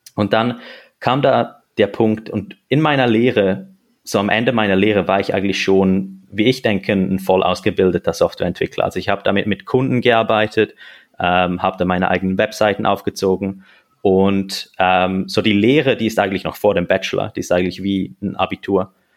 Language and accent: German; Switzerland; now in Zurich, Switzerland; Ich, ich bin Schweizer, ich bin hier geboren äh, und aufgewachsen.